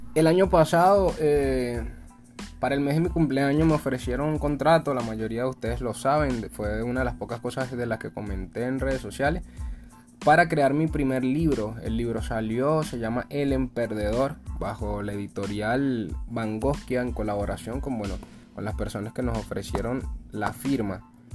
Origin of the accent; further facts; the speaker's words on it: Venezuela; nosotros somos de Venezuela